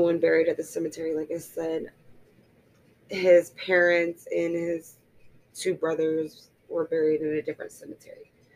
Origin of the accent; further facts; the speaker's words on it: Florida, United States; born and raised in Florida, and I've never even left the state of Florida